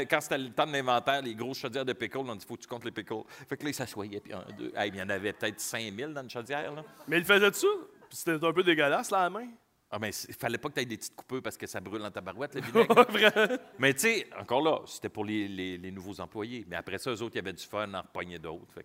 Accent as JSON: {"language": "French", "town": "Quebec City", "region": "Quebec", "country": "Canada", "lives_now": "Montreal, Canada", "said": "Ma première audition, quand je suis parti de Québec pour venir euh, faire l'audition à Montréal, euh, je voulais pas."}